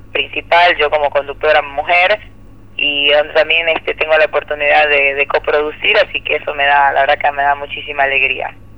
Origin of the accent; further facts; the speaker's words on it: Ecuador; moved away as an adult; also born or lived in United States; now in Argentina; yo soy ecuatoriana